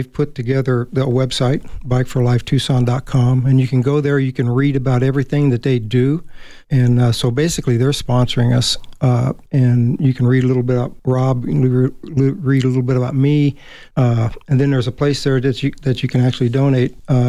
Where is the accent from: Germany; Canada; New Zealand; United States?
Germany; born or raised there